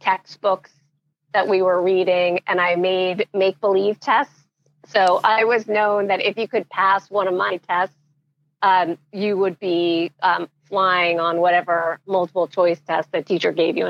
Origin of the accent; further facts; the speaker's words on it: Montclair, New Jersey, United States; I was born in Montclair, New Jersey. So that is where I spent my entire growing up